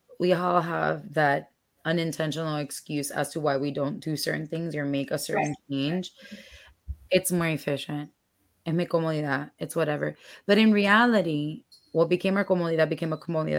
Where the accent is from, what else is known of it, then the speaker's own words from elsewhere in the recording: Dominican Republic; moved away; I grew up in DR, and over there, the stoves are still gas